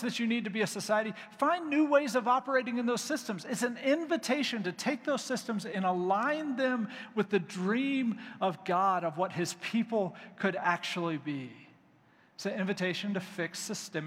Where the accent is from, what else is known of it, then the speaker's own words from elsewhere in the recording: United States; as American believers